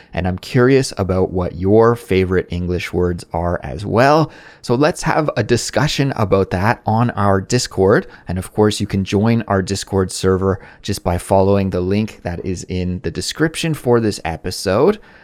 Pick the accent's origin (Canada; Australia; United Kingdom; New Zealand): Canada; now in South Korea; a Canadian living abroad in South Korea